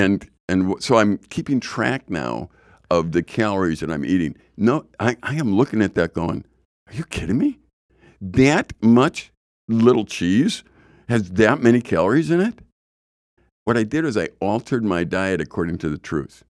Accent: Chicago, Illinois, United States; when I grew up in Chicago

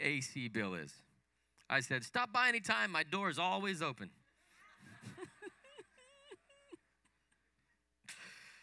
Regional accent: Salt Lake City, Utah, United States; I grew up in Salt Lake City, Utah. I was born and raised there

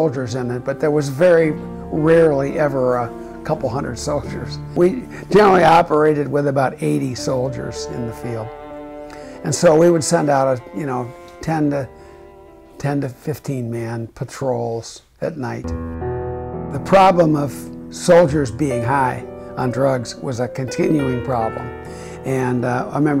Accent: Chicago, Illinois, United States; I was from Chicago, and my senator was Senator Everett Dirksen

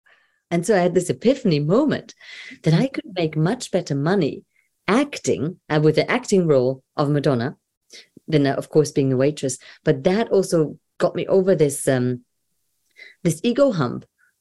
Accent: Germany; moved away; also born or lived in Brighton; I'm a girl from Germany

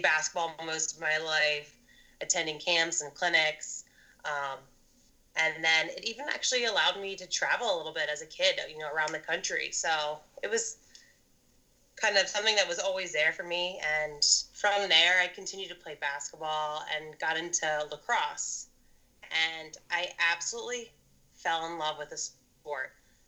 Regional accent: Maryland, United States; I'm originally from Maryland, right outside the DC area

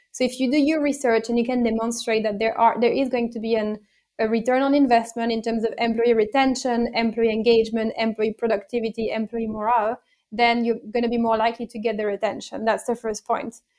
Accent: France; English is a second language; moved away as an adult; also born or lived in Italy; now in United Kingdom; I was born and bred in France, uh, and then I've lived in Italy for a few years, and then I now live in the United Kingdom.

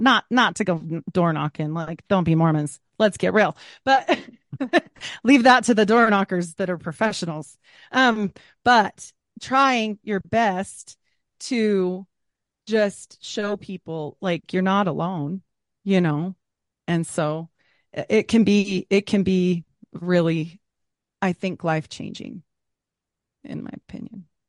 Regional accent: Utah, United States; Growing up in Utah

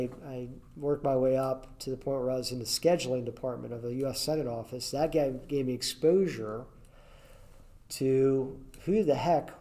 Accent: Berryville, Virginia, United States; I grew up in the Winchester, Virginia area, a small town called Berryville in the Shenandoah Valley, Virginia

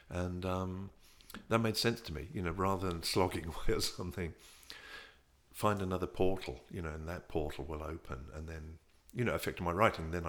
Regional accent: England, United Kingdom; growing up in England, you never deal with your

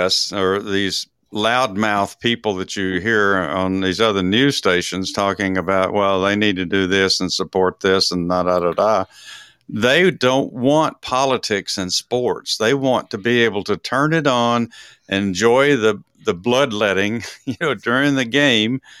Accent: Dallas, Texas, United States; I'm from Dallas

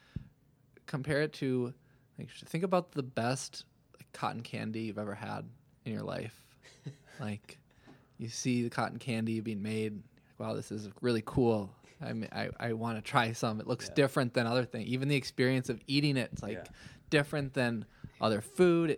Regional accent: Minnesota, United States; I'm from Minnesota

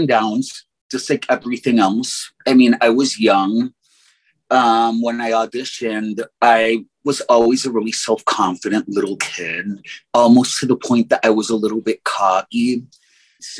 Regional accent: New York City, New York, United States; first language English; My first language is English. I was born in New York City

